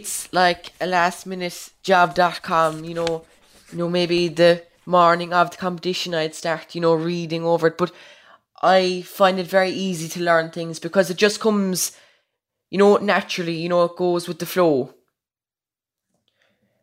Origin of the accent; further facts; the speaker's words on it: Cork, Munster, Ireland; also born or lived in Kilnamartra, Múscraí Gaeltacht; I'm 15 years old. I'm from Cork. I live in a small rural village in the Gaeltacht Muse Gree called Kilnamartra.